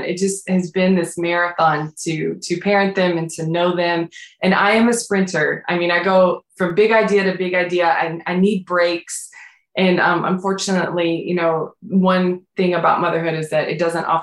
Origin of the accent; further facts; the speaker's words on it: the South, United States; moved away; I'm from the South